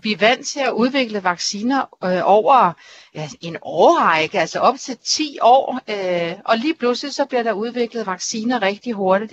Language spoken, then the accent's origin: Danish; Denmark; vi er danskere